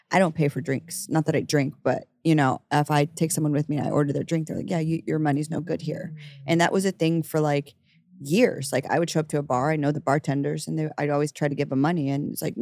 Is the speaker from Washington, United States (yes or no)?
no; Dallas, Texas, United States; moved away as an adult; also born or lived in Kansas; now in New York City, United States; I'm from Dallas.